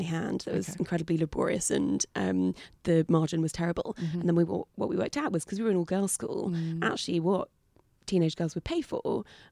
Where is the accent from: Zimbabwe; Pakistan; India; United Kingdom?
United Kingdom; New Forest, South East England; I grew up in the New Forest, so on the south coast in this amazing national park